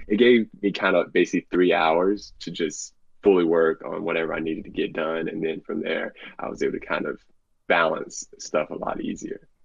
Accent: Bailey, North Carolina, United States; I'm from Bailey, North Carolina

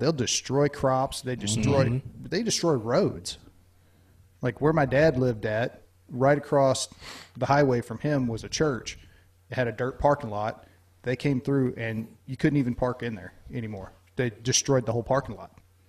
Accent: Louisiana, United States; where I'm from, I grew up in Louisiana, right on the border of Texas.

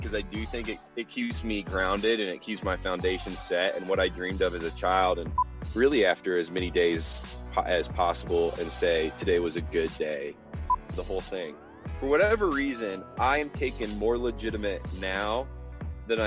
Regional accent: Warsaw, Indiana, United States; moved away as an adult; now in Denver, United States; I graduated from Indiana in 2012, grew up in Warsaw, and then moved out to Denver

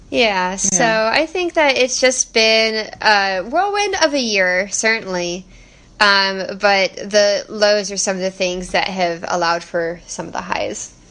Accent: Texas, United States; we are from Texas

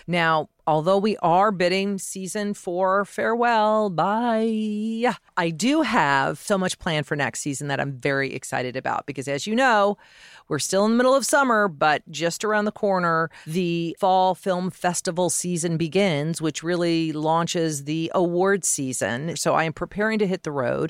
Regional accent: Denver, Colorado, United States; I grew up in Colorado, in Denver

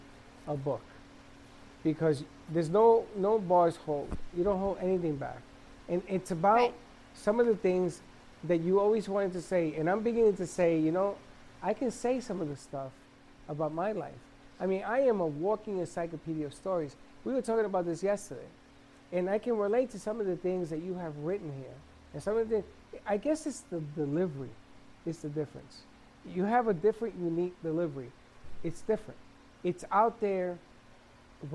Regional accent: New York, United States; I'm from New York

